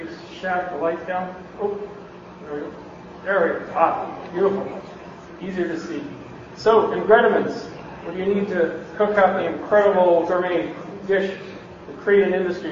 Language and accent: English; Canada; moved away as an adult; now in Bay Area, United States; I'm from Canada